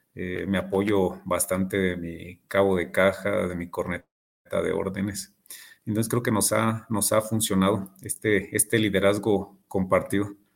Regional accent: Morelia, Michoacán, Mexico; soy nacido aquí en Morelia. Actualmente tengo 34 años. Eh, soy ingeniero industrial, egresado de, del TEC de Morelia. Ahí, este, ahí hice mi, formación y actualmente pues estoy cursando una, maestría en pedagogía y pues aquí siempre he radicado en, Morelia, Michoacán

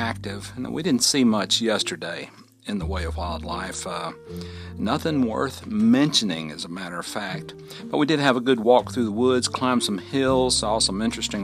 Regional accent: Fort Payne, Alabama, United States; living right here in my hometown of Fort Payne, Alabama, at the foot of Lookout Mountain

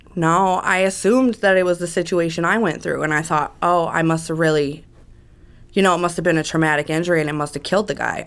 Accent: Las Vegas, Nevada, United States; also born or lived in Las Cruces, New Mexico / California; when I was about two years old. My biological mother and my father came to Las Vegas

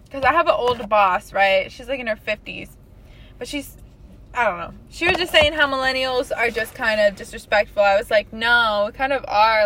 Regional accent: Corpus Christi, Texas, United States; I grew up here in Texas

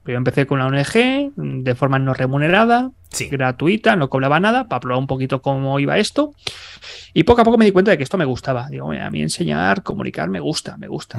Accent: Barcelona, Catalonia, Spain; first language Spanish; moved away; yo soy de Barcelona, pero toda mi familia es de Burgos, es de Castilla

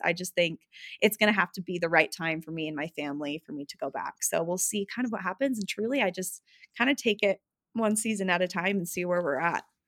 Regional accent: Utah, United States; also born or lived in West Hollywood, California; I grew up in Utah and all of my family is here

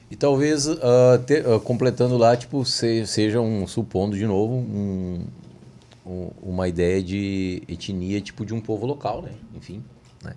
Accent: Brazil; como brasileiro

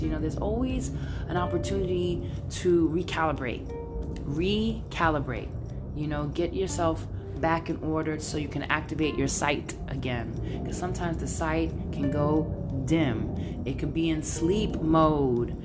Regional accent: New York City, New York, United States; now in San Francisco, United States; I'm Brooklyn all day, all day, all day, all day.

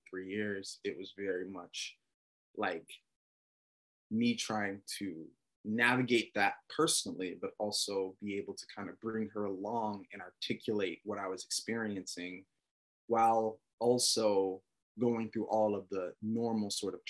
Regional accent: Atlanta, Georgia, United States; moved away; also born or lived in Texas; I'm from Atlanta

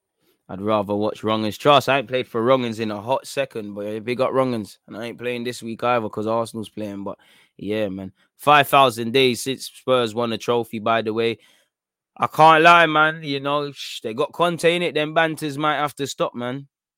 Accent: Australia; My parents didn't even speak English at 10. Got absolutely slaughtered growing up in Australia.

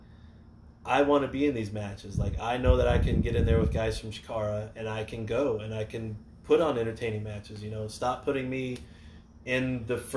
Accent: Florida, United States; I grew up in Florida

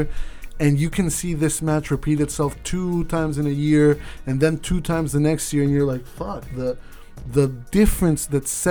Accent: Mexico; now in Canada; native Mexican, now I'm Canadian

